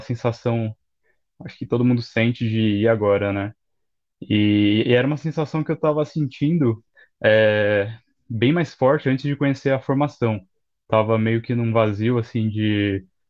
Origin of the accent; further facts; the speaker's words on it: São Paulo, Brazil; eu sou de São Paulo